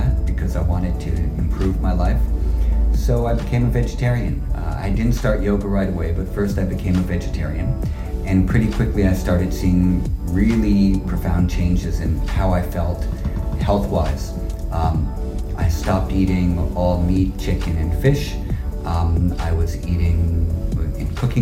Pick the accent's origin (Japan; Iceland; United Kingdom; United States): United States; New York City, New York; I grew up in Greenwich Village in downtown New York.